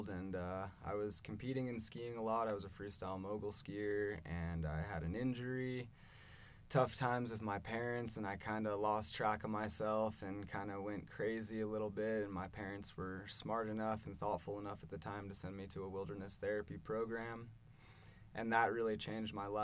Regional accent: Boulder, Colorado, United States; I grew up in North Boulder around Wonderland Lake

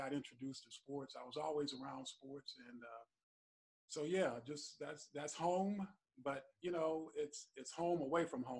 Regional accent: Nashville, Tennessee, United States; moved away; also born or lived in Indiana; originally I'm from Nashville, Tennessee. That's where I grew up at. And occasionally I still get back there and visit because I have a lot of family there.

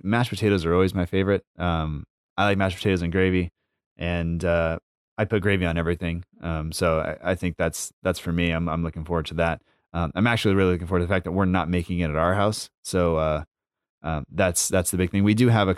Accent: United States; as an American

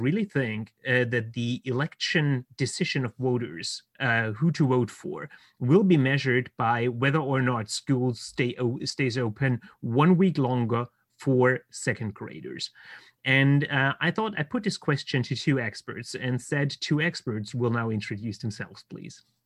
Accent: Baden-Württemberg, Germany; here in Germany, in my home state of Baden Württemberg

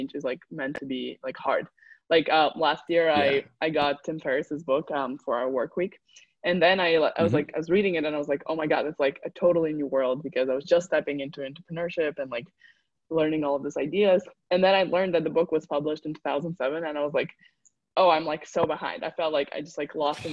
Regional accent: Uzbekistan; I come from Uzbekistan

